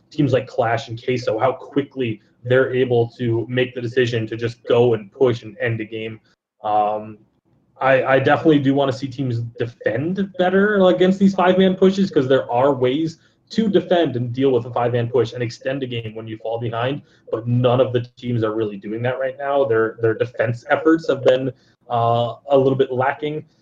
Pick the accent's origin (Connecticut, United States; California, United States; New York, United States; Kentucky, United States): Connecticut, United States; now in Las Vegas, United States; I am from Connecticut